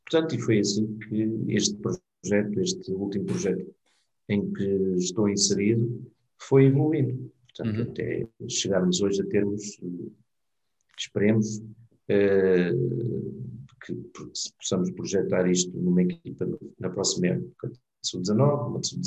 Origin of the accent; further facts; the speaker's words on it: Mozambique; born there; Eu nasci em Moçambique, não sei se esta parte tu sabias